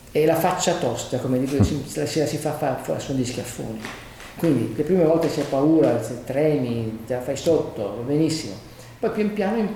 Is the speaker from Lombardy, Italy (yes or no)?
no; Naples, Campania, Italy; now in Milan, Italy; Io poi sono napoletano